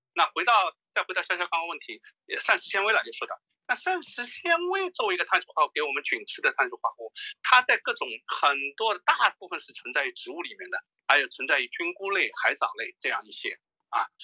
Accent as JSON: {"language": "Chinese", "region": "Shanghai", "country": "China", "tie": "born or raised there", "said": "我上海人啊"}